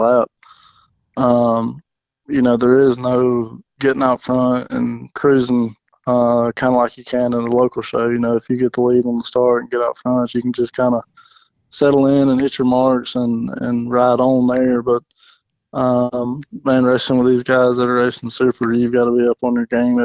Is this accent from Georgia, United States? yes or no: yes; Commerce, Georgia, United States; I'm from Commerce, Georgia, which is about 20 minutes north of Athens